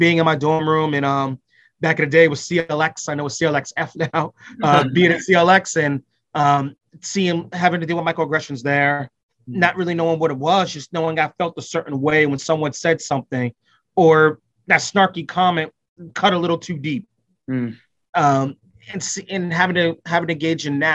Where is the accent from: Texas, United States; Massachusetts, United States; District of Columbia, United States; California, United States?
Massachusetts, United States; Boston; I'm from Boston